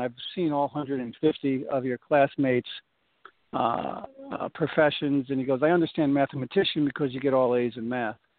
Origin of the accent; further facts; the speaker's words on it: Newark, New Jersey, United States; I grew up in Newark, New Jersey